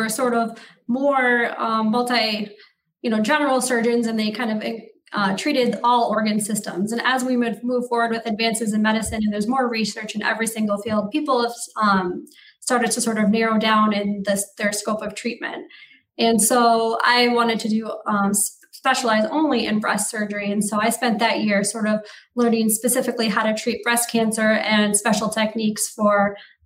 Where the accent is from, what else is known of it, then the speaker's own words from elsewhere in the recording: Marquette, Michigan, United States; moved away as an adult; also born or lived in New York State / Detroit, Michigan / Chicago, Illinois; now in Wisconsin, United States; I'm originally from Marquette, Michigan in the Upper Peninsula